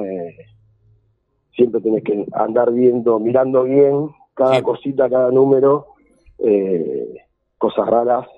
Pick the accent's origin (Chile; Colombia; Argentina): Argentina; Lanús, Buenos Aires Province; yo soy de Villa Obrera y, y alrededor de, mi casa tenés tres, cuatro focos de, basurales